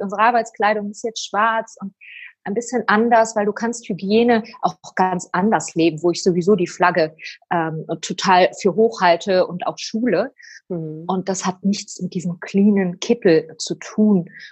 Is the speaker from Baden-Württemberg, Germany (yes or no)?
no; Oberhausen, North Rhine-Westphalia, Germany; ich bin ein Ruhrpottkind. ich bin in Oberhausen geboren